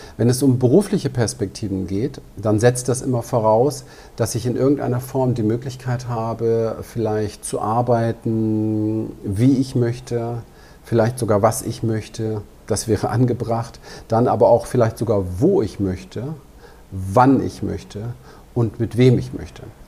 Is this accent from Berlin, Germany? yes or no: yes; Berlin, Germany; Ich bin aber auch als kleiner Junge in Berlin unterwegs gewesen, in einem ziemlich heftigen Umfeld, im Ghetto dort